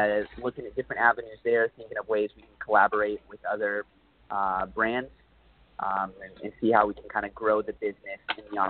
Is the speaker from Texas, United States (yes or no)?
yes; Dallas, Texas, United States; now in Los Angeles, United States; I come from Dallas, Texas